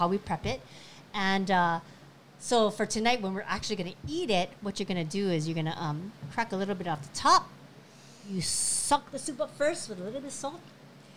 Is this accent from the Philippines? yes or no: yes; Philippines; I'm Filipino